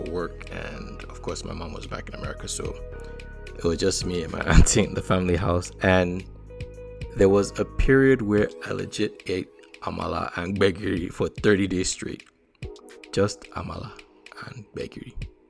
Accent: Nigeria; accent: Nigerian; also born or lived in United States; my accent, I'm Nigerian. Nigerian-American

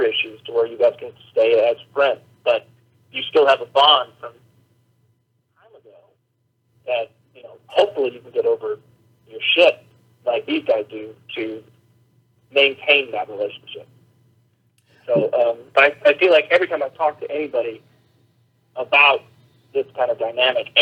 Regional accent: Minnesota, United States; moved away as an adult; also born or lived in Colorado; now in Los Angeles, United States; I grew up in Minnesota, and I went to college in Colorado. I've been living in L.A. for quite some time now

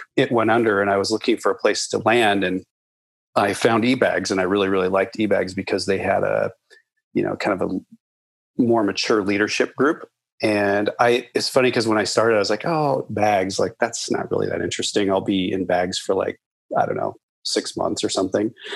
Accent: Nebraska, United States; moved away as an adult; also born or lived in Colorado; now in Portland, United States; I grew up in Nebraska, actually in the heartland. I grew up on a farm

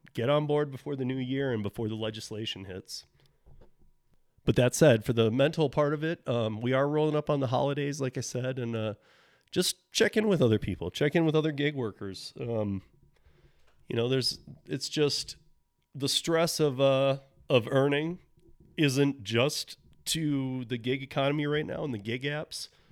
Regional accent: Michigan, United States; my home state of Michigan

